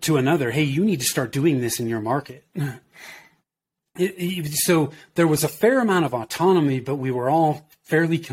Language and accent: English; Danville, California, United States; moved away as an adult; also born or lived in Oakland, California / Denver, Colorado; I grew up in Northern California in the Bay Area, so in the East Bay, if you're familiar with that. I grew up in Danville